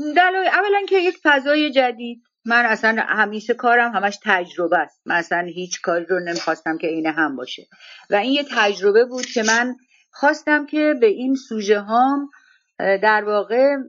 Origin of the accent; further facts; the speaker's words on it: Gorgan, Golestan, Iran; moved away as an adult; also born or lived in Tehran; من از گرگان بودم و آمدم تهران و دانشگاه میرفتم